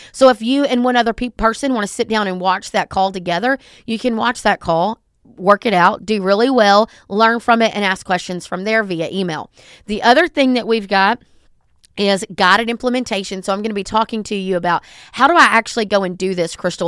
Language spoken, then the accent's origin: English; the South, United States; I'm from the South and I talk fast